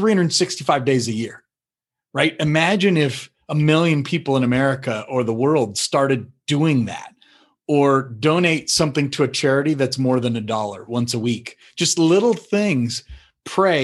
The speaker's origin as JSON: {"language": "English", "region": "Colorado", "country": "United States", "also_born_or_lived": "North Carolina", "said": "I moved from North Carolina back home to Colorado"}